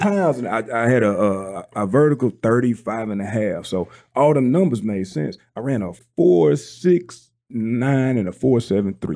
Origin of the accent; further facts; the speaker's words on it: South Mississippi, United States; I'm from South Mississippi